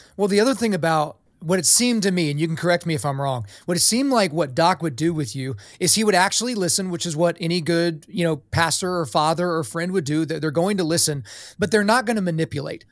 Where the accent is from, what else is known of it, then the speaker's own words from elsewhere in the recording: Oklahoma, United States; I was born in Oklahoma, so I'm a Christian